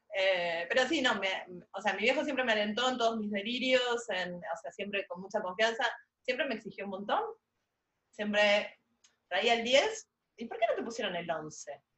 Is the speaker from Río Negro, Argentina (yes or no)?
no; Buenos Aires, Argentina; casi en el centro geográfico de la ciudad de Buenos Aires, si soy porteña